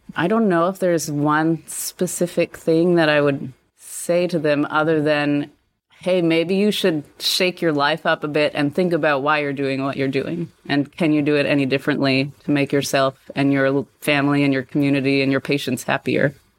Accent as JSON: {"language": "English", "country": "Canada", "tie": "born or raised there", "also_born_or_lived": "Krakow, Poland", "moved": "as an adult", "said": "I grew up in Canada."}